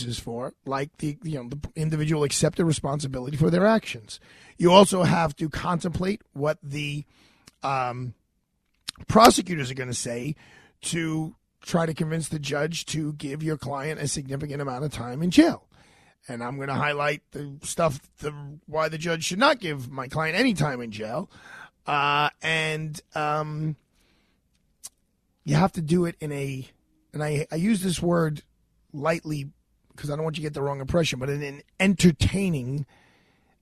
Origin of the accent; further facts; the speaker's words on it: New York City, New York, United States; also born or lived in Fresh Meadows, Queens; I'd lived in Brooklyn my whole life